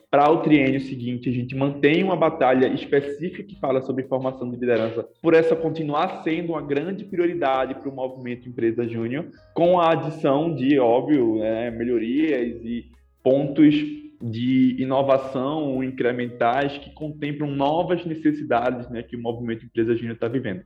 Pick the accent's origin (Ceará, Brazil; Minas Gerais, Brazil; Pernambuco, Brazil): Pernambuco, Brazil; Recife; Eu venho de Recife, eu curso economia lá na Universidade Federal de Pernambuco